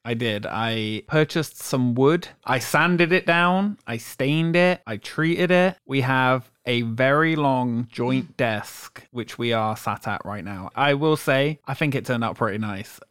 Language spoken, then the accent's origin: English; England, United Kingdom; now in Orlando, United States; I'm from England, so I'm not from Ireland